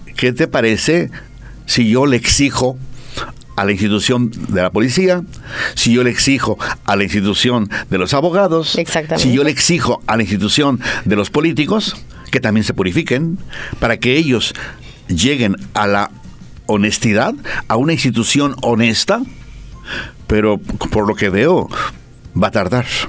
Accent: Mexico; now in Bolivia; En mi tierra

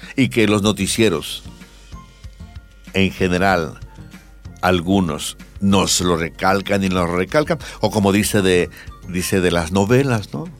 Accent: Bolivia; somos poquitos bolivianos

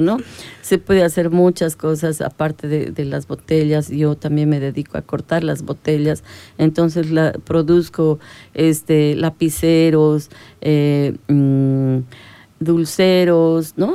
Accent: La Paz, Bolivia; now in Santa Cruz, Bolivia; Yo soy de La Paz

